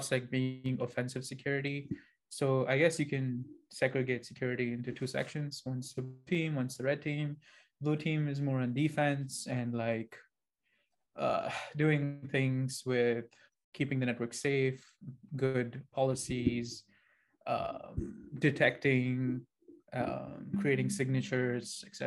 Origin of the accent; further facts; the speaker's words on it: Dubai, United Arab Emirates; moved away as an adult; now in United States; I'm from Dubai, technically. Right now, I am in the US